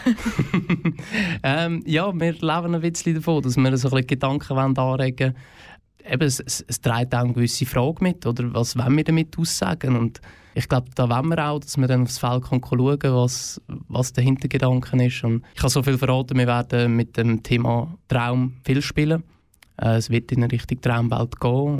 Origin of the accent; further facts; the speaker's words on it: Oberfrick, Aargau, Switzerland; also born or lived in Frick; Ich bin selber aus dem Fricktal, ja. Ich bin cool. auf Oberfrick aufgewachsen